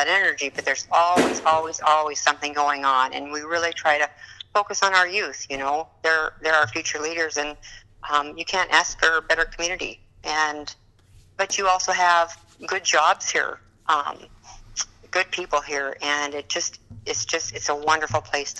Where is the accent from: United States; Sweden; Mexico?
United States; Dillon, Montana; now in McKenzie County, North Dakota, United States; my hometown of Dillon, Montana.